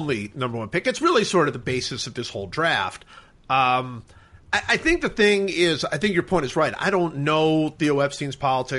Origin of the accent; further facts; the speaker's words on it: Cleveland, Ohio, United States; I'm from Cleveland